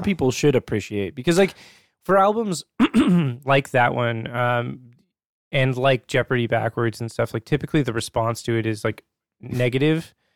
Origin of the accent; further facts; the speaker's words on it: Alaska, United States; growing up in Alaska, right, you're pretty isolated from the rest of the world.